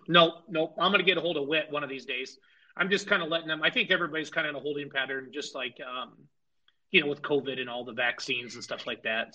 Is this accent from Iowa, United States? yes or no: yes; Iowa, United States; I grew up in Iowa